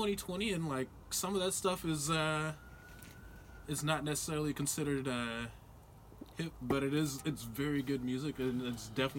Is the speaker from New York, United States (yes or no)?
no; Dallas, Texas, United States; I was born and raised in Dallas, Texas